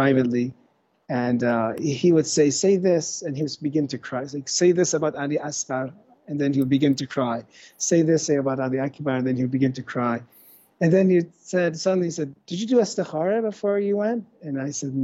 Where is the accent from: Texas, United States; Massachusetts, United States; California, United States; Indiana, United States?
California, United States; I'm from California, so California, mainly California